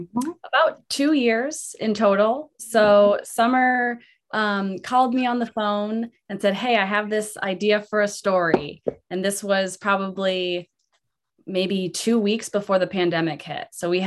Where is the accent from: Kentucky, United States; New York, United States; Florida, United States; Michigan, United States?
Michigan, United States; Mackinac Island; this is my hometown. I grew up on Mackinac Island, 18 years of my life, graduated from the high school. So this is my childhood home.